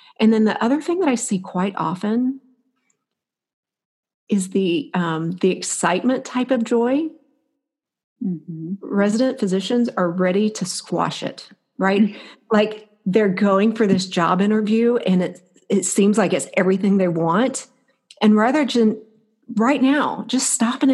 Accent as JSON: {"language": "English", "region": "Florida", "country": "United States", "tie": "born or raised there", "moved": "as an adult", "lives_now": "Alaska, United States", "said": "I was born and raised in Florida"}